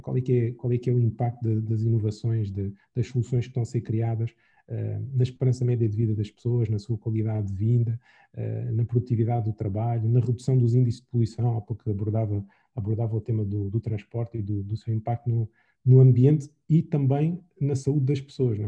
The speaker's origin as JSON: {"language": "Portuguese", "country": "Angola", "said": "como angolanos"}